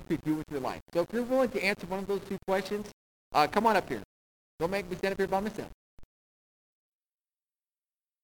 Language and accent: English; United States; I was born in America